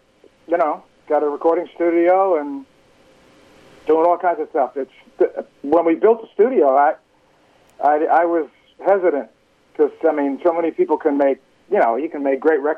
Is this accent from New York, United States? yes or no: yes; Nyack, New York, United States; I grew up in New York.